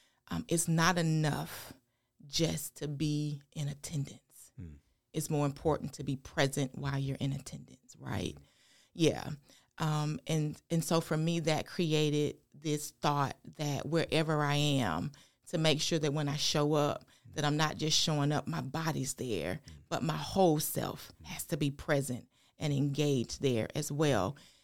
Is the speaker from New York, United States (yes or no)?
no; Thompson, Georgia, United States; We were born and raised in Thompson.